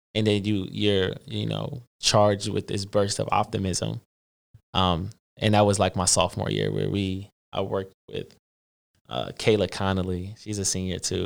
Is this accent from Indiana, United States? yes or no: no; Philadelphia, Pennsylvania, United States; I'm originally from West Philly. Um, I got a older brother, a little brother. little sister, uh, grew up with two parents